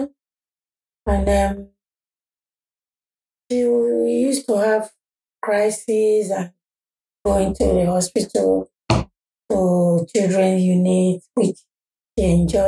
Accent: Nigeria; moved away as an adult; I was born in Nigeria, and I came here when I was 24.

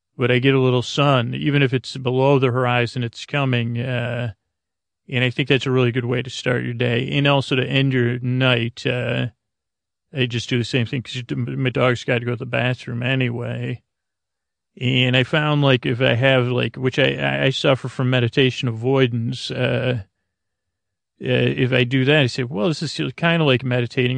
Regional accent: Syracuse, New York, United States; moved away; the three one five, uh, area code where I grew up in Syracuse, New York.

